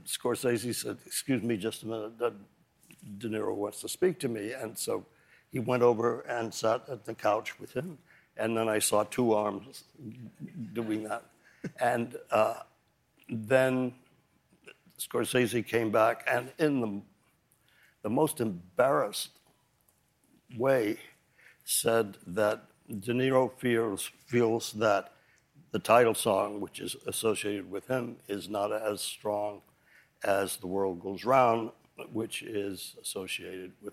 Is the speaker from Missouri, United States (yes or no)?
yes; Kansas City, Missouri, United States; now in New York City, United States; I've always been a New Yorker, even when I was growing up in Kansas City.